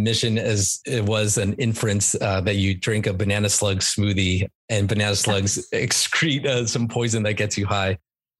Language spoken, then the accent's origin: English; California, United States; also born or lived in Buena Park, California / Murrieta, California; now in San Diego, United States; Born and raised in California, and went to school at UCSD. So that was my first foray into San Diego. I lived in Buena Park and then Murrieta, and then I went to college for UCSD.